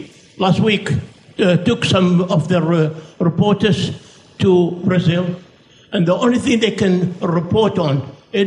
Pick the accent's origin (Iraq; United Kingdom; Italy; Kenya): Iraq; moved away; I'm from Iraq originally